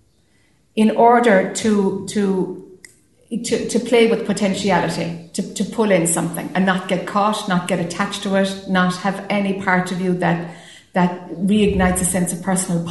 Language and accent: English; Ireland; being Irish or, you know, being the youngest of a big family